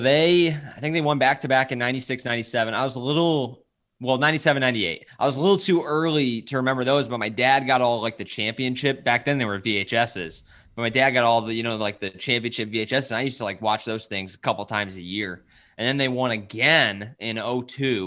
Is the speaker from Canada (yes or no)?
no; Bloomington, Illinois, United States; moved away as an adult; also born or lived in Wisconsin / Columbia, Missouri / Michigan; now in St. Louis, United States; born and raised in Bloomington, Illinois